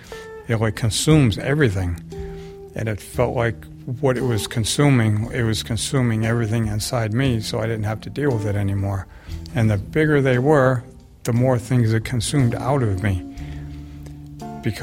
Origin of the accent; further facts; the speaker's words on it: Littleton, United States; I'm from Littleton